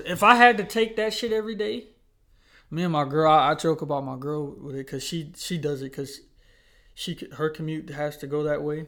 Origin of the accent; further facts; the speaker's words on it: Charlotte, North Carolina, United States; also born or lived in Huntersville; we're from Charlotte, North Carolina